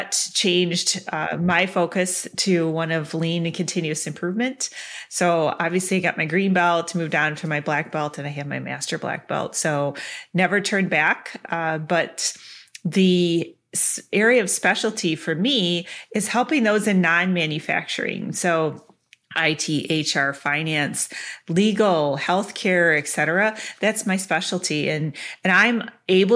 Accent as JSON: {"language": "English", "town": "Clarkston", "region": "Michigan", "country": "United States", "tie": "born or raised there", "moved": "yes", "lives_now": "Wisconsin, United States", "said": "grew up in Clarkston"}